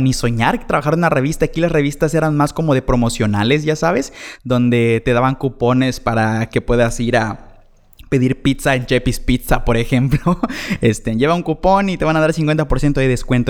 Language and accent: Spanish; Chetumal, Quintana Roo, Mexico; de aquí soy, de Chetumal